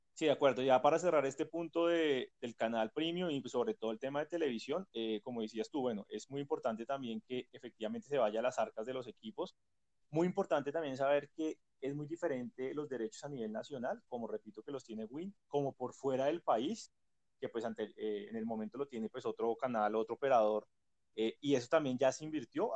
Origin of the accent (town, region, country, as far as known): Colombia